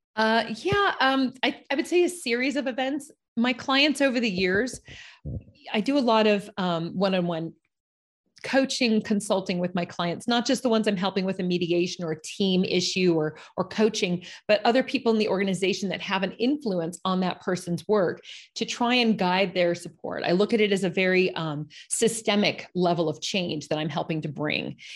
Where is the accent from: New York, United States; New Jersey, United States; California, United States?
California, United States; Los Angeles; moved away; I'm from Los Angeles, California, one of the few people that can actually say they're a native